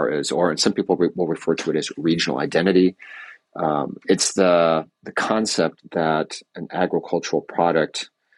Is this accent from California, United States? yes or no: yes; California, United States; moved away; I grew up in California